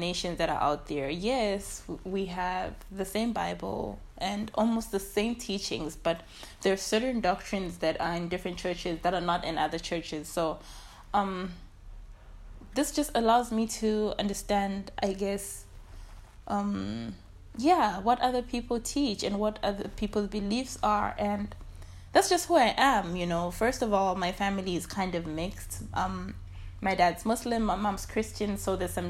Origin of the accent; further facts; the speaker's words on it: Lusaka, Lusaka Province, Zambia; also born or lived in Chinyama village, Lufwanyama District; I am from the outskirts of Lusaka